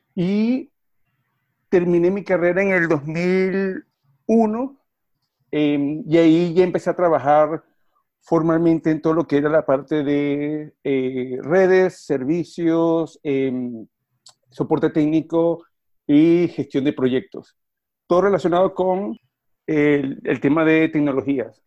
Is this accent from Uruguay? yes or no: no; Venezuela; moved away as an adult; also born or lived in Argentina; now in Jersey City, United States; Soy venezolano de nacimiento y crianza